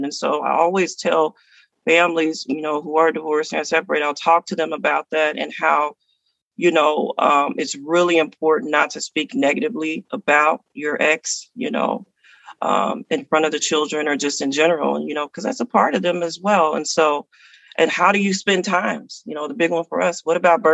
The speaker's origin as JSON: {"language": "English", "region": "the South", "country": "United States", "said": "I'm from the South"}